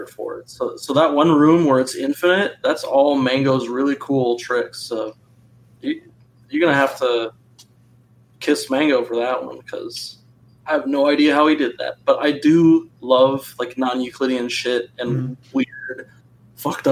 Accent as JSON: {"language": "English", "region": "Minnesota", "country": "United States", "tie": "born or raised there", "said": "I was born in Minnesota"}